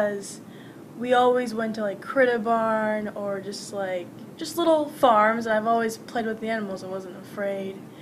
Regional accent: Spring Lake, Michigan, United States; also born or lived in Dearborn, Michigan; But I moved here, I think, 4 or 5

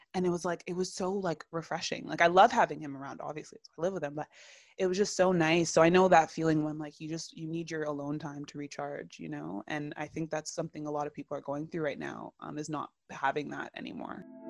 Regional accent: Toronto, Ontario, Canada; I, too, was born and raised in Toronto

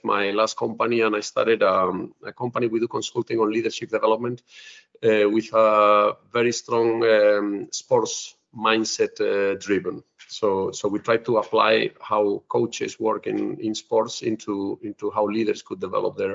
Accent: Spain; also born or lived in United States / Netherlands / Finland / Russia; now in Denmark; I'm originally from Spain

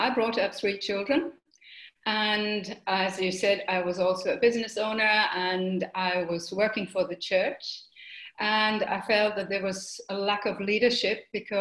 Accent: Germany; also born or lived in United Kingdom; now in Mauritius; I'm from Germany

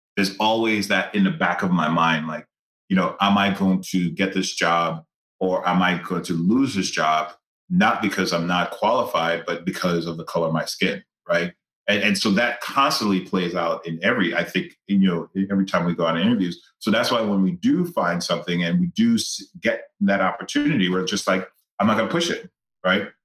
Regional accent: Grenada; growing up in Grenada, like I grew up in a village

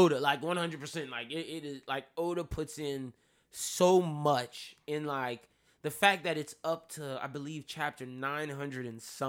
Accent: New York, United States; I'm New Yorker.

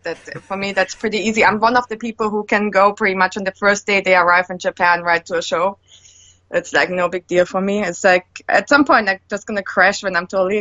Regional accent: Germany; moved away as an adult; also born or lived in United States; now in Finland; I'm born in Germany, lived there my first 20 years.

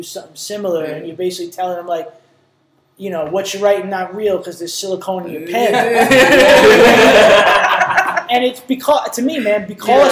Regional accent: New York, United States; we're both from New York

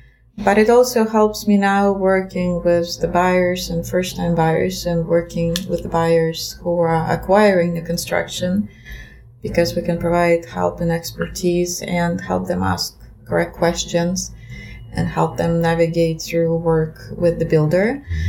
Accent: Russia; English is a second language; My years of growing up in Russia came to the interesting times, because my school years, elementary and middle school, came to time still of the Soviet Union.

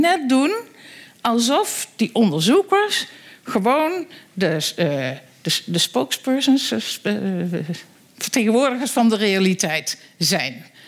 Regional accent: Netherlands; wij als Nederlanders

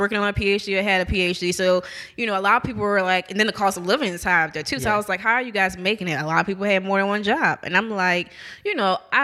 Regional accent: New Orleans, Louisiana, United States; moved away; I'm originally from New Orleans

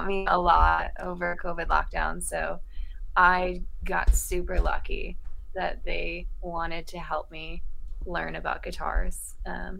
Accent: Pinckney, Michigan, United States; moved away as an adult; also born or lived in Ann Arbor, Michigan / Dearborn, Michigan; now in California, United States; I grew up in Pinckney, Michigan, which is like an hour away, 45 minutes

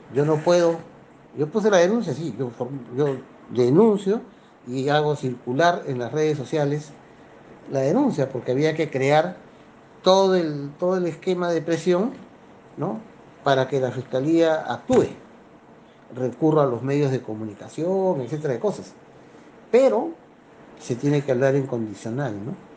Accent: Lima, Peru; Vine a los cuatro años de edad, más o menos, a vivir al Rímac, donde ya permanezco hace 61 años

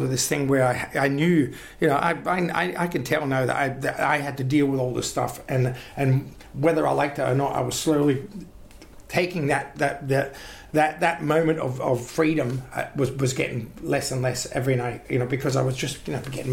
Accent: Glasgow, Scotland, United Kingdom; now in Australia; I'm a Glaswegian

